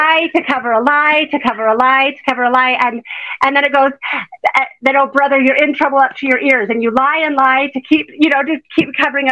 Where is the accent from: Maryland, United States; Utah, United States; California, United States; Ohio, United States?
Utah, United States; I grew up in Utah.